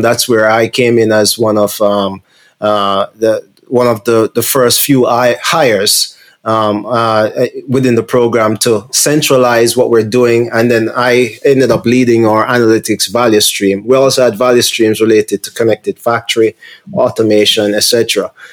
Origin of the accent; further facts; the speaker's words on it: Jamaica; moved away; I'm from Jamaica originally.